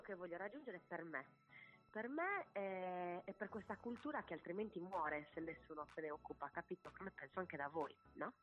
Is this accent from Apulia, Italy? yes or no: no; Sardinia, Italy; moved away as an adult; also born or lived in Bologna / Barcelona / New York; vengo da un'isola meravigliosa, ma è un'isola